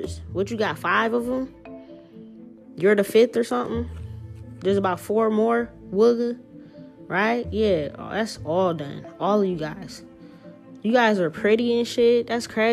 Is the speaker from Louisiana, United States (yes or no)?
yes; New Orleans, Louisiana, United States; moved away; I'm from New Orleans